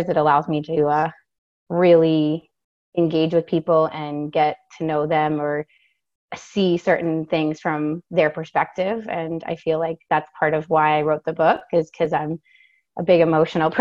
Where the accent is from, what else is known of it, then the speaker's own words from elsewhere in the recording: Maine, United States; I'm from Maine